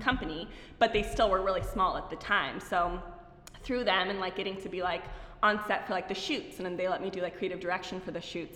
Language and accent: English; Pasadena, California, United States; i was born in here in la so i know so many people like are like from other places, but I was born here in Pasadena.